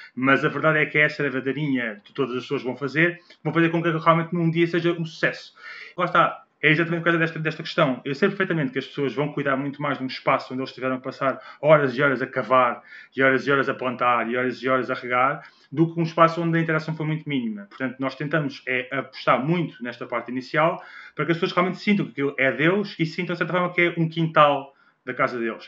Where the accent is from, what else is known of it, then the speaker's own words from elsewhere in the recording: Portugal; nós, como portugueses